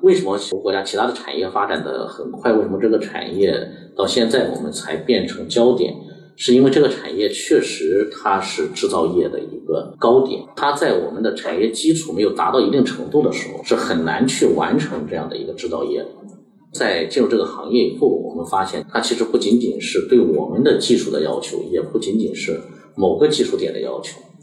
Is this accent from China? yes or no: yes; China; 我们中国人